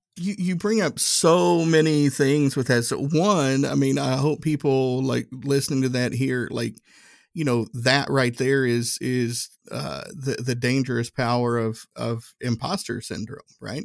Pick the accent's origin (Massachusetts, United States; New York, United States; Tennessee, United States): Tennessee, United States; Northeast; moved away as an adult; growing up in Northeast Tennessee, uh, everybody looked like me